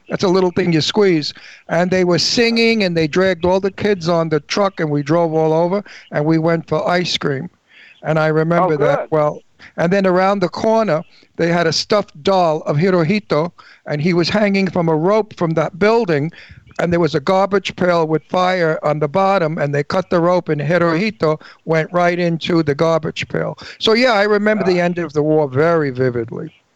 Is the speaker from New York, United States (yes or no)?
yes; New York City, New York, United States; moved away; I came from Brooklyn